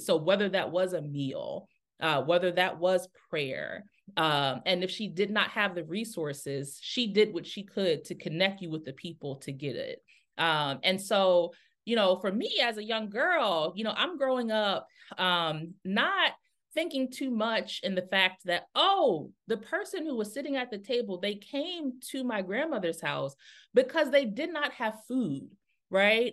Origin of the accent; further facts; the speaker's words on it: Newark, Delaware, United States; moved away; also born or lived in Atlanta, Georgia; I'm originally from Newark, Delaware